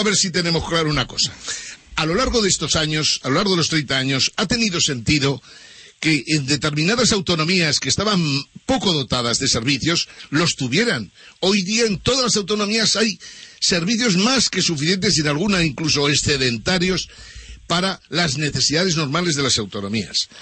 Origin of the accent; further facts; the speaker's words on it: Aragon, Spain; yo que soy de Aragón